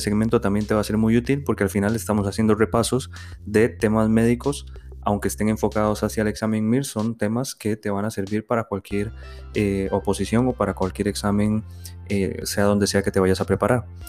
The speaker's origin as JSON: {"language": "Spanish", "country": "Costa Rica", "moved": "as an adult", "lives_now": "Spain", "said": "médico de Costa Rica y actualmente residente en España de urología"}